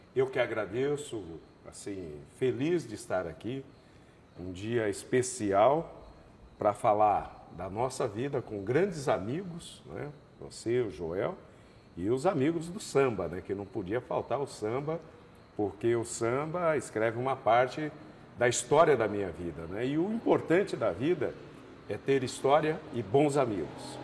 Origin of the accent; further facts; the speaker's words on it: Marília, São Paulo, Brazil; moved away as an adult; now in Campo Grande, Brazil; nasci em Rosália, que é um distrito de Marília, me criei em Marília.